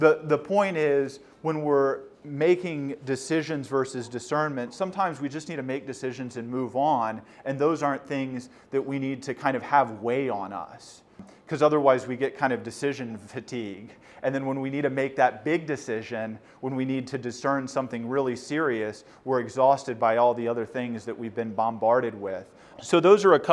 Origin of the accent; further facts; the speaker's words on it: Houston, Texas, United States; moved away as an adult; now in Baltimore, United States; I'm from Houston